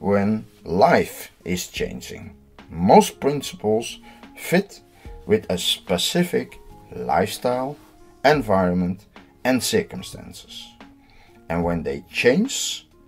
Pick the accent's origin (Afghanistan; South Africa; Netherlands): Netherlands; I'm from the Netherlands.